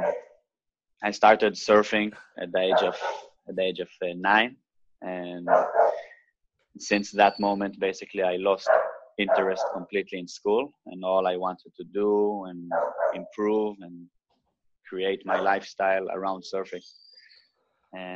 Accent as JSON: {"language": "English", "country": "Israel", "tie": "born or raised there", "said": "was born in Israel in what I consider the best year ever, 1988"}